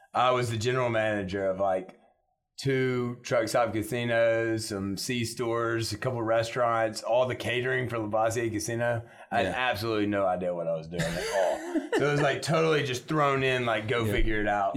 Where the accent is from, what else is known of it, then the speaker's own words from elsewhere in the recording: Shreveport, Louisiana, United States; I grew up in a time when I think Shreveport was fighting for progress